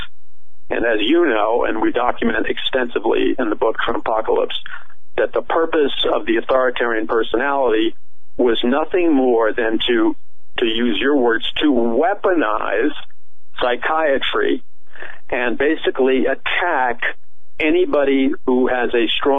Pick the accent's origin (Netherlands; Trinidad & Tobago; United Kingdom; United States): United States; New York City, New York; I was raised in Jackson Heights, Queens